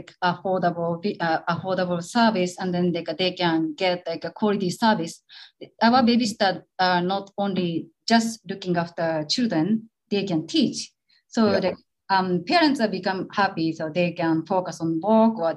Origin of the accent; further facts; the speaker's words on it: Shiga, Japan; English is a second language; now in Tokyo, Japan; I was raised by my grandparents, especially my grandma. But I'm from Shiga